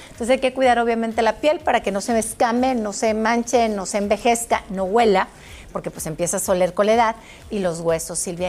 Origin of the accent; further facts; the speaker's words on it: Mexico; en mi país, en México